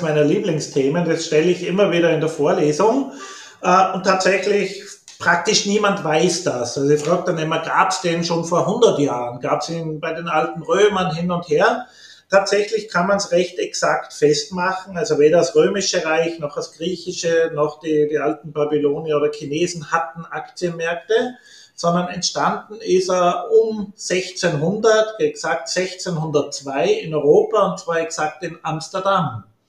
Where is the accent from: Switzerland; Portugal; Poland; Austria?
Austria; Upper Austria; moved away as an adult; also born or lived in New Orleans; now in Innsbruck, Austria; ich komme aus Oberösterreich, ländliches Oberösterreich.